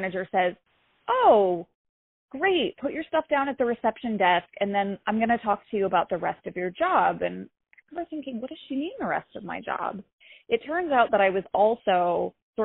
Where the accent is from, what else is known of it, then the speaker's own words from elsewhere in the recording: Raleigh, North Carolina, United States; moved away as an adult; also born or lived in Greensboro, North Carolina; now in New York City, United States; I grew up in North Carolina. I grew up in Raleigh